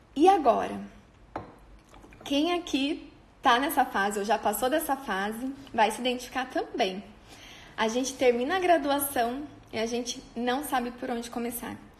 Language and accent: Portuguese; on the border with Paraná, interior of São Paulo, Brazil; moved away as an adult; now in Maringá, Brazil; eu sou do interior de São Paulo, na divisa com o Paraná